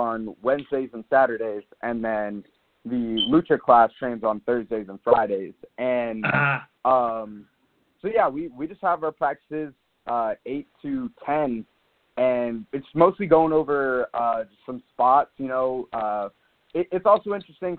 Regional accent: Sacramento, California, United States; moved away as an adult; I'm down here living for college, and so I'm really from Sacramento

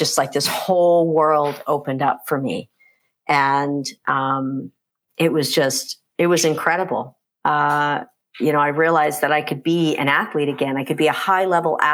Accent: United States; moved away as an adult; also born or lived in California; now in Canada; I grew up in the States, and moved to Canada

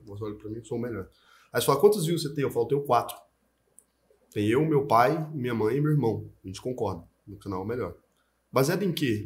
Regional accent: Goiás, Brazil; E eu nasci em Goiás

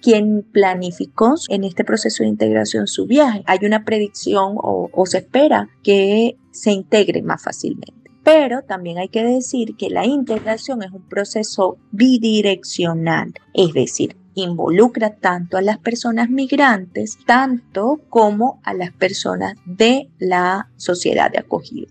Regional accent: Venezuela; accent: Venezuelan; now in Santander, Colombia; mi acento y algunas de mis costumbres siguen siendo un reflejo muy marcado de mi lugar de origen. Es decir, yo tengo un acento significativamente distinto al del santanderiano, por tanto inmediatamente me identifican como una persona extranjera.

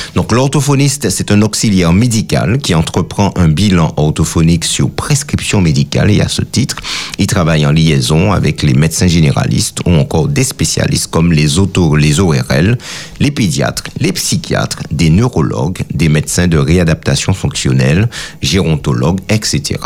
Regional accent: Martinique; chez nous en Martinique

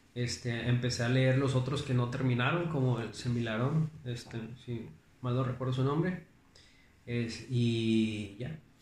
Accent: Monterrey, Nuevo León, Mexico; also born or lived in Juárez, Nuevo León; soy de aquí de Monterrey, o sea, nací en Monterrey, pero vivo a las afueras de la ciudad

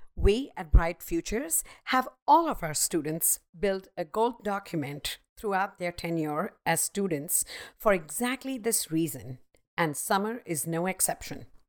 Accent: Mumbai, Maharashtra, India; I grew up in Mumbai, the hustling and bustling city

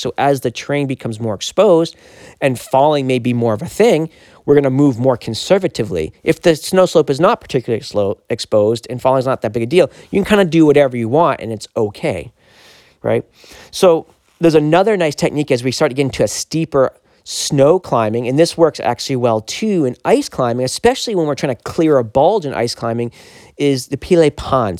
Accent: Maine, United States; we're both Mainers

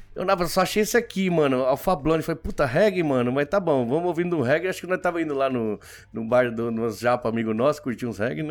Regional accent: Santo André, São Paulo, Brazil; moved away as an adult; also born or lived in Buenos Aires, Argentina / São Vicente, Brazil; now in Japan; a gente não ficou um ano, já foi para Santo André

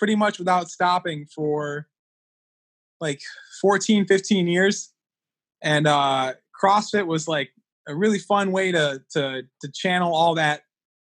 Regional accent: Connecticut, United States; I grew up here in Connecticut for the most part

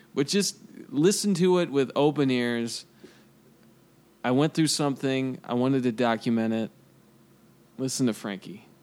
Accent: Kansas City, United States; I'm from Kansas City

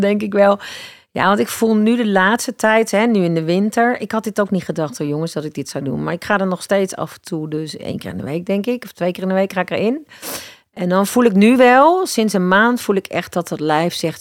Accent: Eindhoven, North Brabant, Netherlands; moved away; waarom ga ik dan niet gewoon terug naar waar ik vandaan kom? Dus toen ben ik naar Eindhoven gegaan

